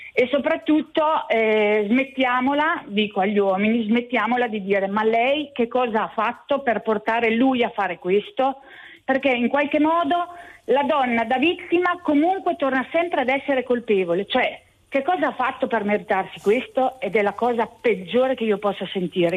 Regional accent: Urbino, Marche, Italy; Io sono di Urbino

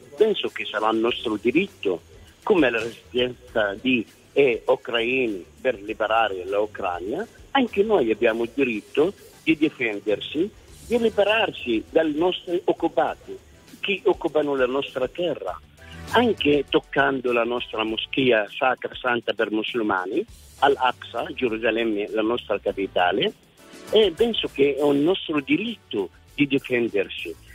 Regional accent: Kuwait; Italian is a second language; now in Italy; io sono nato a Kuwait, mio padre è stato cacciato, è andato a Kuwait, io sono stato cacciato del Kuwait, sono arrivato in Italia dopo la seconda guerra del Golfo

